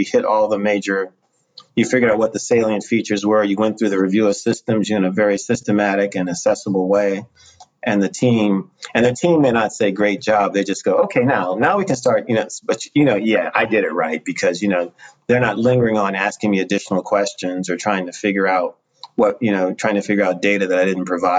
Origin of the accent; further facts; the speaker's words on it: United States; I'm not from here. I said, I'm from the U.S.